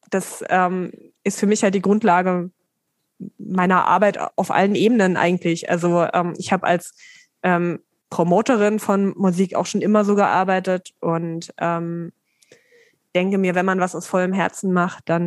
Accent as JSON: {"language": "German", "town": "Dessau", "region": "Saxony-Anhalt", "country": "Germany", "tie": "born or raised there", "said": "Wo ist denn deine Heimatstadt? Dessau und Sachsen-Anhalt."}